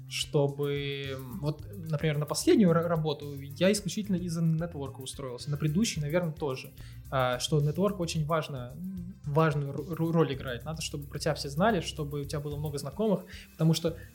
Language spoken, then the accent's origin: Russian; Moscow, Russia; Я москвич.